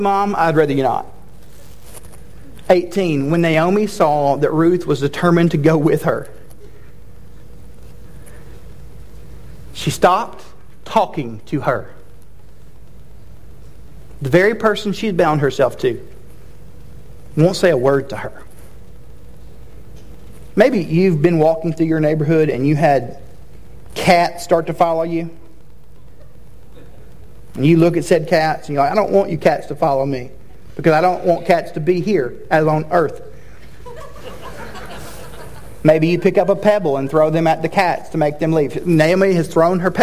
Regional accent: Chattanooga, Tennessee, United States; I went to college in my hometown, and so if you're unfamiliar, the University of Tennessee Chattanooga

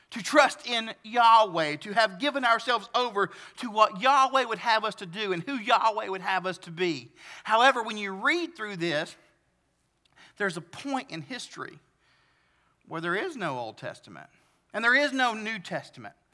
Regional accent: the South, Southern United States, United States; accent: southern; I like southern things, like my accent

